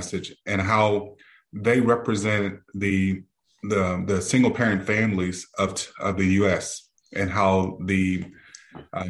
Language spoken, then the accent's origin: English; Beaumont, Texas, United States; now in Houston, United States; grew up in Texas, in Southeast Texas, in a city southeast of Houston, Beaumont